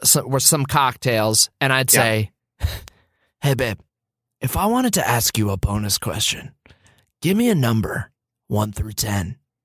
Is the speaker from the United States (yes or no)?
yes; Boston, Massachusetts, United States; moved away; also born or lived in California / Los Angeles; My whole family is from New York. I grew up in Boston. We lived in New York for like a summer before we moved to California as like a transitional thing. We lived there for like 2 months.